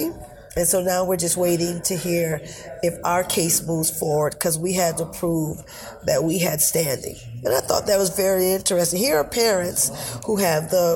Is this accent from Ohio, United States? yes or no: no; Meriden, Connecticut, United States; I'm from Meriden, Connecticut